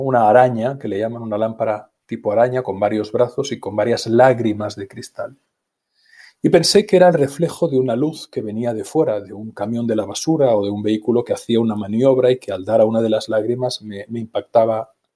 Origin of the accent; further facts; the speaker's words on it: Barcelona, Catalonia, Spain; yo nací en Barcelona, en el centro de la ciudad de Barcelona